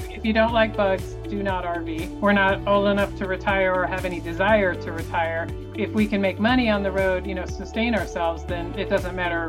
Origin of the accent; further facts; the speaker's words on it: Tampa, Florida, United States; moved away; also born or lived in Denver, Colorado; I grew up in the Tampa Bay area of Florida